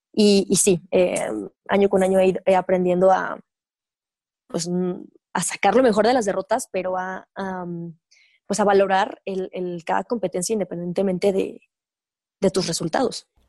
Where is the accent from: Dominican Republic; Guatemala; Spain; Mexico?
Mexico; soy mexicana, pues nací aquí, viví 23 años de mi vida aquí